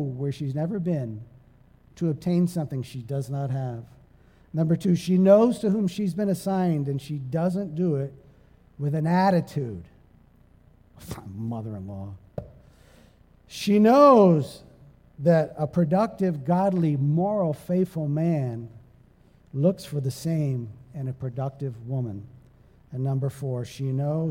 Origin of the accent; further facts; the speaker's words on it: Sarnia, Ontario, Canada; moved away; also born or lived in East Providence, Rhode Island; I was from Sarnia, Ontario, Canada